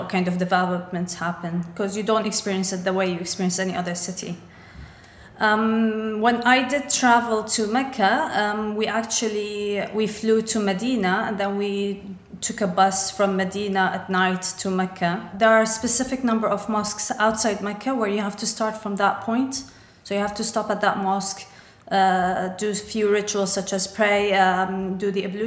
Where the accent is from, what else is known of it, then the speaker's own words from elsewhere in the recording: Dubai, United Arab Emirates; I grew up in Dubai, which is not that far away from Saudi Arabia